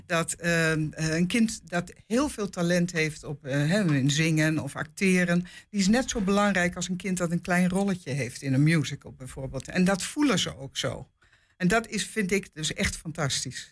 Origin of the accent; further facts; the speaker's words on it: Amsterdam, North Holland, Netherlands; also born or lived in Hengelo / Apeldoorn; now in Enschede, Netherlands; ik kom eigenlijk uit Amsterdam, maar ik heb 40 jaar in Hengelo gewoond